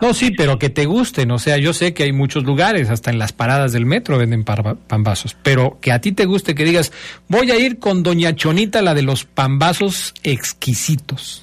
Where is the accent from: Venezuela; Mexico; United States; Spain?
Mexico; todos como mexicanos